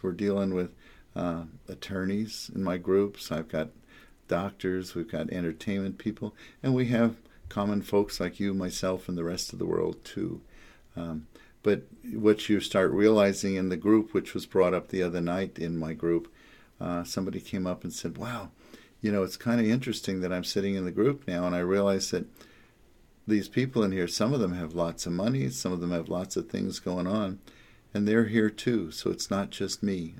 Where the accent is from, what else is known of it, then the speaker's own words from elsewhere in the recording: the Jersey Shore, New Jersey, United States; also born or lived in New York; now in Los Angeles, United States; I come from New York and New Jersey, the Jersey Shore